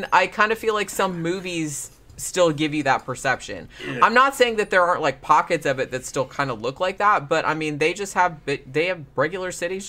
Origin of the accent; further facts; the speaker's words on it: Florida, United States; because I grew up in Florida. It's old. You know, it got old. I grew up on the beach.